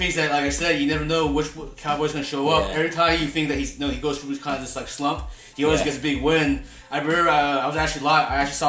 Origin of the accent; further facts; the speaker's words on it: New Jersey, United States; we're both from Jersey here.